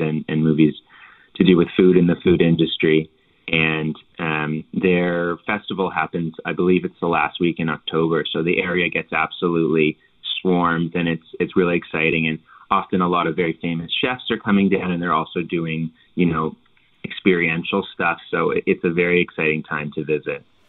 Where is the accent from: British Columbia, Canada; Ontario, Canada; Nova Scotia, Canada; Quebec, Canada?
Nova Scotia, Canada; Halifax; I'm from Nova Scotia, obviously, and and from Halifax